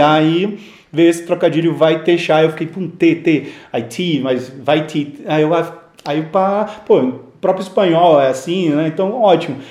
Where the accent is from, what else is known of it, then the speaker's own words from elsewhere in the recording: Brasília, Federal District, Brazil; also born or lived in Sweden; eu não nasci no, no, no Brasil, nasci durante o doutorado do meu pai na Suécia. E vim para cá com quatro anos, para Brasília.